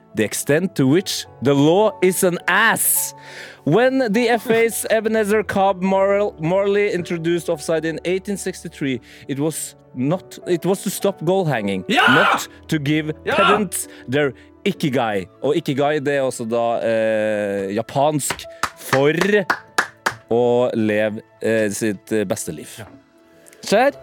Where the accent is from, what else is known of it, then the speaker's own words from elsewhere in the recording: Trøndelag, Norway; som trønder